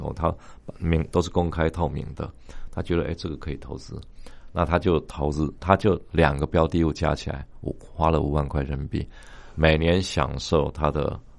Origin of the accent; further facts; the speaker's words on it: Taiwan; 我们台湾人